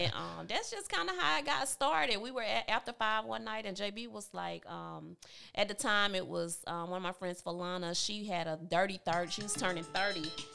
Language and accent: English; Georgia, United States; now in Columbus, United States; Growing up in Tabitha, Georgia, I, I loved it